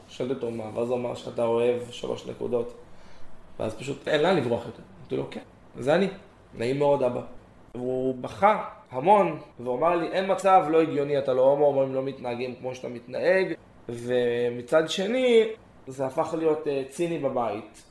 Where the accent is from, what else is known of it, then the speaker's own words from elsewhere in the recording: Gan Yavne, Central District, Israel; גדלתי בדרום, בגן יבנה, משפחה מרוקאית קלאסית